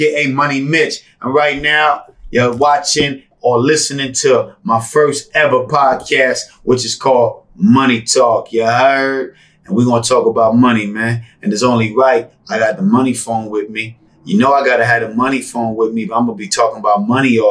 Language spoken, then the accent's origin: English; Bahamas; also born or lived in New York; now in Las Vegas, United States; Growing up in the Bahamas, moving to New York.